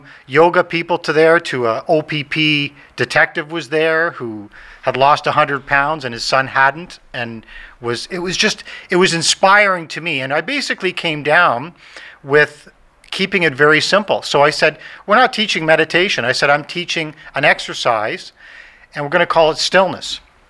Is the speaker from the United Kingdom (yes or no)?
no; Ireland; I said, no, I have ADHD. I'm Irish. I'm hyper. I'm a go. I'm a doer.